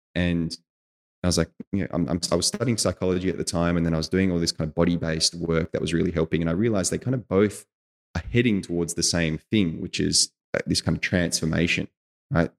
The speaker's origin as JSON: {"language": "English", "country": "Australia", "moved": "as an adult", "said": "as an Australian"}